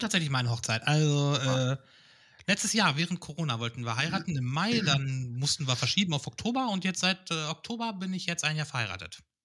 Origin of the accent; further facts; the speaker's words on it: Hameln, Lower Saxony, Germany; also born or lived in Cologne; now in Hanover, Germany; ich bin aus Hameln gebürtig